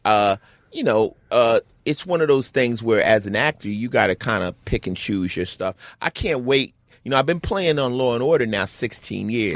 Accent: Newark, New Jersey, United States; moved away; also born or lived in Summit, New Jersey / Los Angeles; I was born in Newark, New Jersey

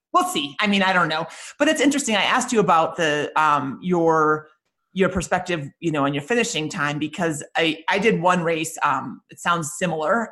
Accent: Minnesota, United States; I grew up in Minnesota

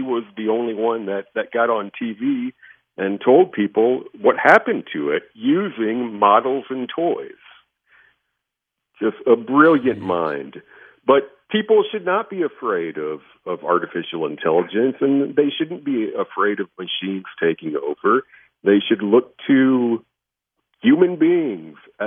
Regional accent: United States; as an American population with Silicon Valley and all of our great entrepreneurs

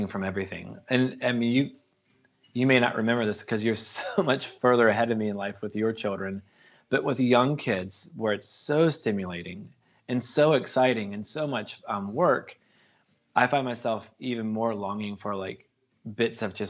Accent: North Carolina, United States; also born or lived in Los Angeles / San Francisco; now in Oakland, United States; I grew up in North Carolina on the East Coast of America, which is technically the South

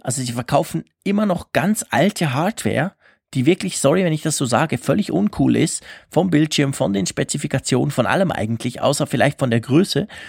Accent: Switzerland; bei uns in der Schweiz

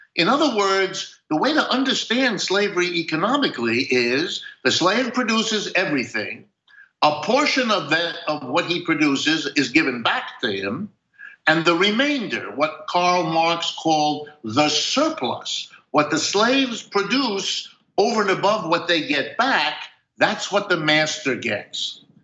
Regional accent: Ohio, United States; I was born in Ohio

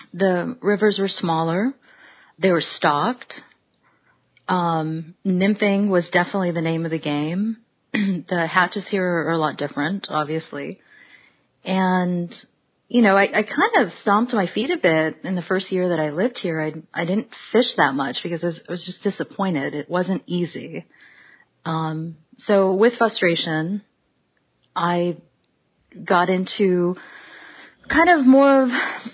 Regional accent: right outside of Los Angeles, California, United States; also born or lived in Boulder, Colorado; now in Asheville, United States; I was actually born and raised in right outside of Los Angeles.

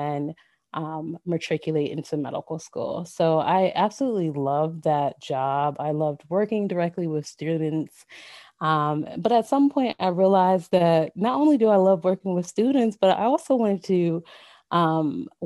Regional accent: Ewing, New Jersey, United States; I was born and raised in Ewing, New Jersey, which is about 5 to 10 minutes outside of Trenton, New Jersey.

